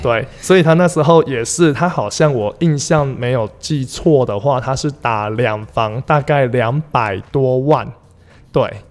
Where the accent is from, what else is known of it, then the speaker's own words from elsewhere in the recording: Taichung, Taiwan; 我们家从北区搬到潭子